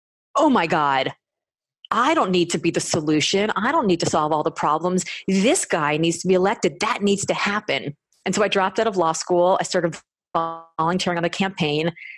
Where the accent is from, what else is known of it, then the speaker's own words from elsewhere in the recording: Miami, Florida, United States; I come from Miami, which you would not know based on the glow in the dark pale skin that I have